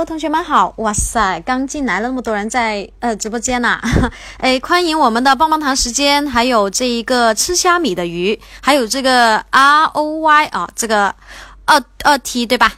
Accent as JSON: {"language": "Chinese", "town": "Guangzhou", "region": "Guangdong", "country": "China", "said": "我是广州人，我是广州的"}